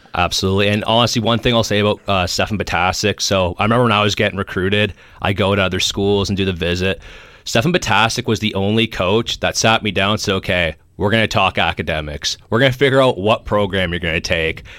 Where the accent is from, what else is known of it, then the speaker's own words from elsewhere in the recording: Golden Horseshoe, Ontario, Canada; I was from the Golden Horseshoe area